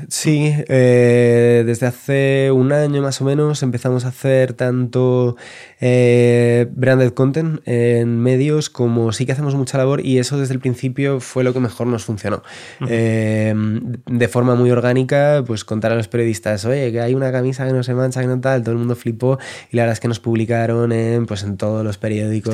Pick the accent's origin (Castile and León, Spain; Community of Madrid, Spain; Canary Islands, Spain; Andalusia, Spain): Community of Madrid, Spain; Madrid; also born or lived in Valencia; now in El Escorial, Spain; yo soy de Madrid, pero he vivido ya, yo creo, 8 o 9 años en Valencia